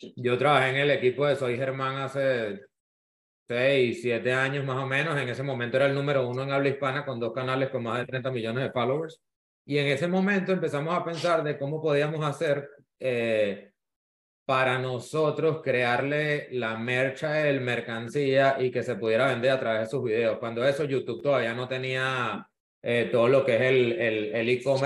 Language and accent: Spanish; Venezuela; now in Miami, United States; soy venezolano, vivo, vivo en Miami, inmigrante.